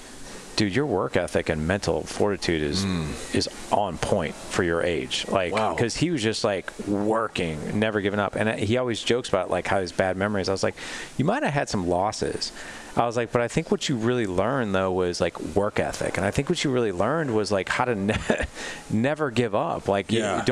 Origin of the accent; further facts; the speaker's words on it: Missouri, United States; We live in Missouri